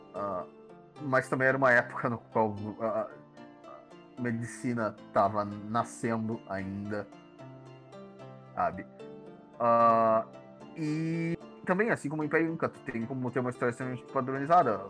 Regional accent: Rio Grande do Sul, Brazil; dá pra perceber que eu sou gaúcho

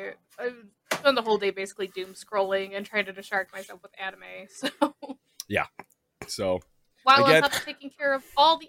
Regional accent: United States; it genuinely makes me hate living here, you know, and I love being an American.

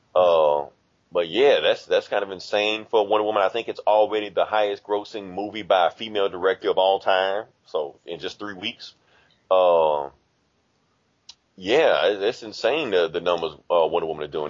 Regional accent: Mississippi, United States; I'm from Mississippi.

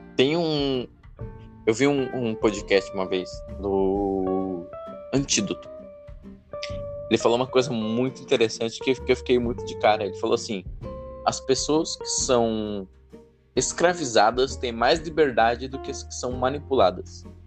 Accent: Brazil

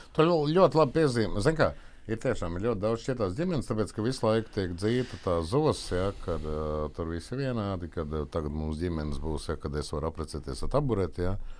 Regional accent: Valmiera, Vidzeme, Latvia; Es esmu no Valmieras.

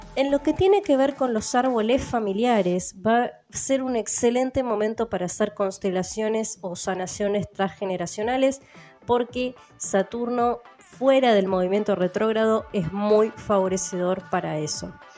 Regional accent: Argentina; el idioma que hablo yo como argentina

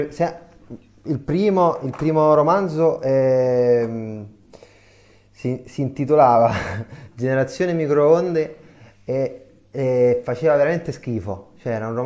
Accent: Tarquinia, Lazio, Italy; e poi all'improvviso nel mio paese, che io sono in un paesino in provincia di Viterbo, si chiama Tarquinia

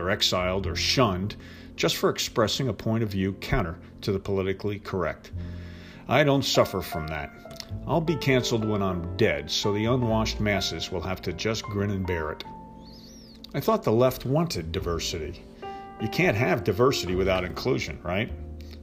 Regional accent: New Jersey, United States; I'm from New Jersey

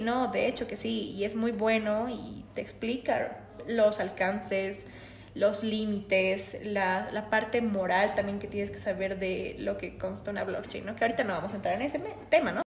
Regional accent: Bolivia; Acá los emprendedores bolivianos

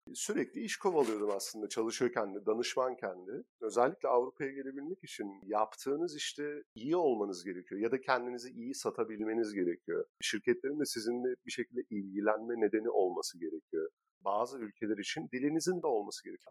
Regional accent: Turkey; moved away; also born or lived in Istanbul; biz Türkler olarak

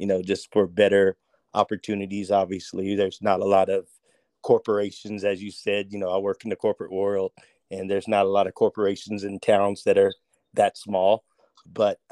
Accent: Crofton, Kentucky, United States; moved away as an adult; I'm born and raised in Kentucky, specifically Crofton, Kentucky, a small town

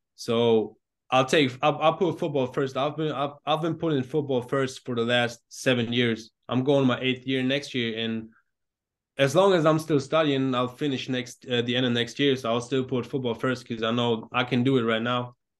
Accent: Germany; growing up in Germany, obvious-, obviously football is not the main sport

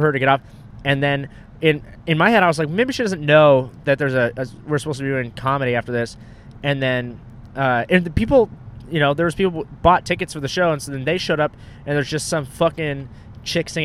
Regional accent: Orange County, California, United States; Orange County

